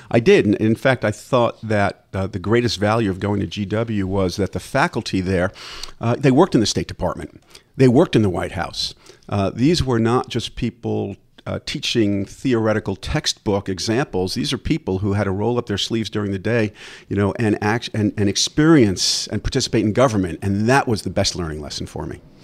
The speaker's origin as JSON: {"language": "English", "town": "Levittown", "region": "New York", "country": "United States", "tie": "born or raised there", "said": "I was raised, uh, in Levittown"}